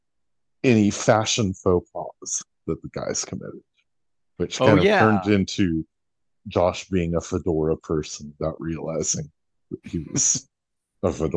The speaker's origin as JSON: {"language": "English", "town": "Seattle", "region": "Washington", "country": "United States", "tie": "born or raised there", "said": "growing up in Seattle"}